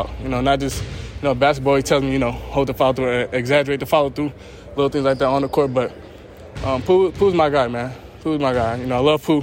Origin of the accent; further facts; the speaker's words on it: Marietta, Georgia, United States; I'm come from Marietta, so in Georgia